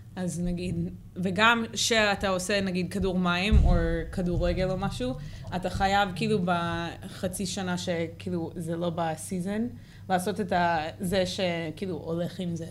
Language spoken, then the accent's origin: Hebrew; Santa Cruz, California, United States; Hebrew is a second language; moved away as an adult; now in Israel; לא גדלתי פה אז